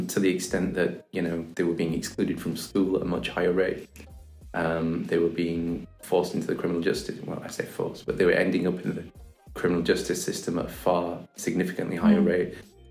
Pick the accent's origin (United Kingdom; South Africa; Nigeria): United Kingdom; Bradford, Yorkshire and the Humber; I'm from Bradford. I went to school here in Bradford